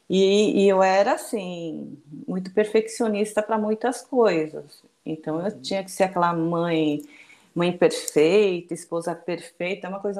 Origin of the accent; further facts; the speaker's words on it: Brazil; also born or lived in Japan; Isso, eu nasci no Japão e migrei para o Brasil com minha família em 73, eu nasci em 71, né?